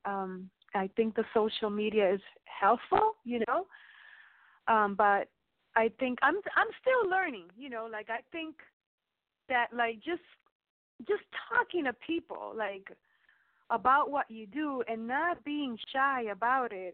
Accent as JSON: {"language": "English", "region": "New York", "country": "United States", "tie": "born or raised there", "also_born_or_lived": "Miami", "moved": "yes", "said": "when I was a little girl when I grew up in New York"}